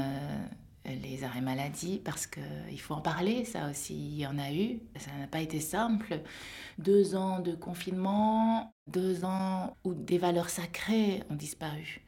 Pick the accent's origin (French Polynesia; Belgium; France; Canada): Belgium; Wallonia; also born or lived in Seoul, South Korea; J'ai atterri euh, en Belgique, euh, en Wallonie, dans une famille d'agriculteurs. J'ai grandi dans une ferme.